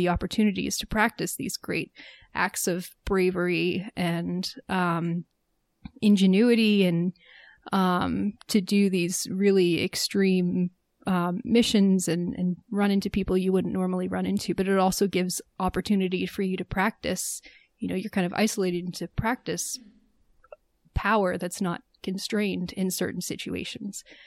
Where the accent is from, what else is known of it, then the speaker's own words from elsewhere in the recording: United States; as an American